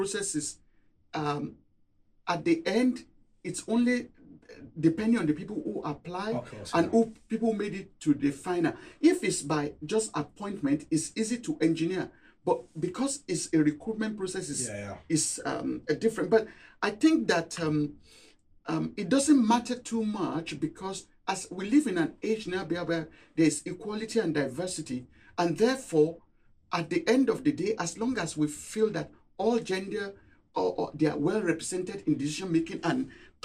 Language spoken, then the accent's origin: English; Nigeria; moved away as an adult; also born or lived in Cambridge, United Kingdom / Singapore; now in Durham, United Kingdom; I grew up in Nigeria. I've spent 10 years in Cambridge, 20 years in Singapore.